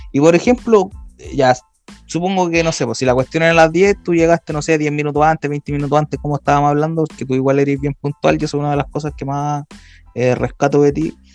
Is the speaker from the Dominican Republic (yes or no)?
no; Chile; Bueno, como buen chileno, todo tiene que empezar tarde, pues